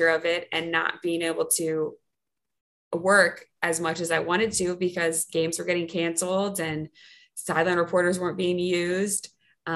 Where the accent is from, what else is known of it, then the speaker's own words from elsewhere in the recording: North Carolina, United States; moved away as an adult; now in New Orleans, United States; I'm from North Carolina.